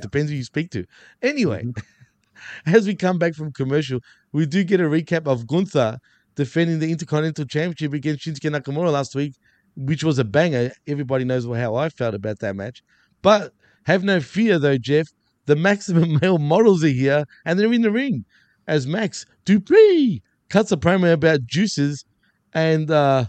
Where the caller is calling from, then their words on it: Montreal, Quebec, Canada; you can see I'm coming live from Montreal as we speak.